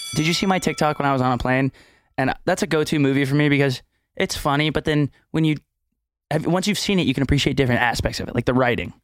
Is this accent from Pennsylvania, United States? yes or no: no; Houston, Texas, United States; moved away; also born or lived in Austin, Texas; growing up in Texas